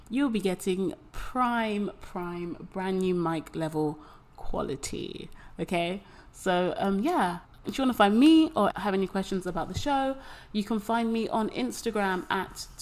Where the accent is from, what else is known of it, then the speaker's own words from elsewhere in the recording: London, United Kingdom; moved away as an adult; now in Taipei, Taiwan; I'm 25 and I am from London. I live in Taipei